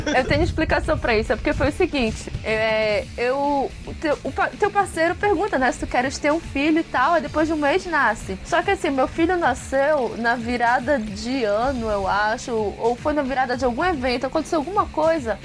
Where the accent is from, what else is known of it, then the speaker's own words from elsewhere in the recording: Pará, Brazil; daqui do Pará